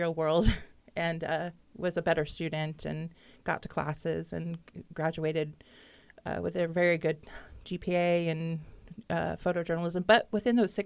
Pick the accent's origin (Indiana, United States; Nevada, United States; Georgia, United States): Indiana, United States; Muncie; also born or lived in Yorktown, Indiana; I grew up in Muncie